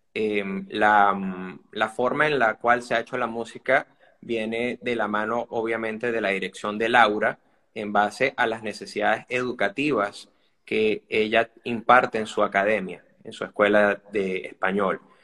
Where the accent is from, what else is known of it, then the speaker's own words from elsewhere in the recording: Venezuela; somos venezolanos